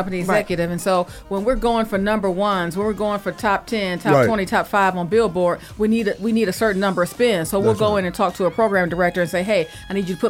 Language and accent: English; Detroit, Michigan, United States; I'm from Detroit.